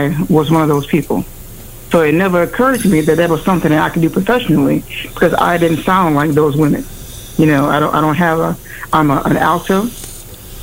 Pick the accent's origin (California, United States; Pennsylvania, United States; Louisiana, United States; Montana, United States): Louisiana, United States; I am from the South, Louisiana